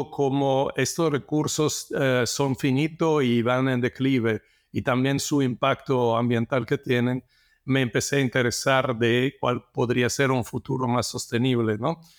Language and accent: Spanish; Italy; now in Mexico; Bueno, yo soy de origen italiana, eh, siempre me gustó la naturaleza y entonces estudié geología porque me gustaba también viajar, los paisajes, la naturaleza de, otros países. Me vine a México hace 28 años